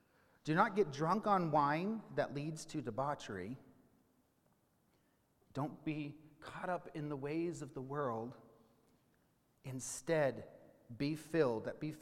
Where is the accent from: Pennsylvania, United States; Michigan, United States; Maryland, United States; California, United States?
California, United States; now in Idaho, United States; I'm not from Idaho, moved here in 2016. Pretend you didn't hear all of that, especially when you find out that I came from California.